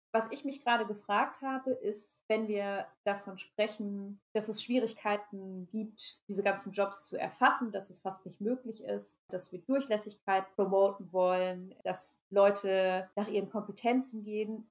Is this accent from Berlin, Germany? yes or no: no; Rhineland-Palatinate, Germany; Also ich bin in Rheinland-Pfalz zur Schule gegangen